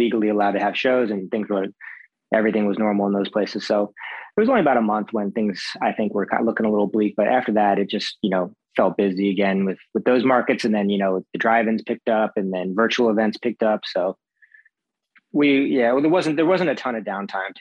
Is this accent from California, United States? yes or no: no; Philadelphia, Pennsylvania, United States; I grew up in Philadelphia